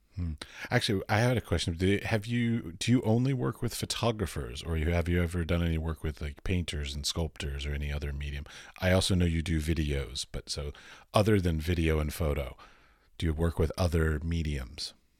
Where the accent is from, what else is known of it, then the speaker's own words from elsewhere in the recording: United States; moved away as an adult; now in Europe; I'm from America, but I currently live in Europe